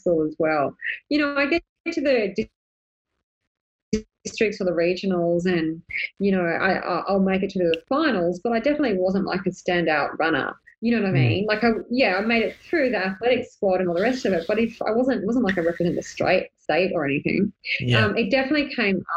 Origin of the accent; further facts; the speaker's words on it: Sydney, New South Wales, Australia; moved away; I'm originally from Sydney